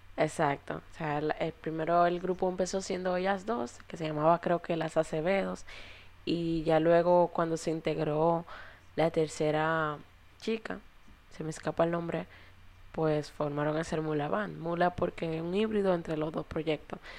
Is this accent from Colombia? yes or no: no; Dominican Republic; nosotros como dominicanos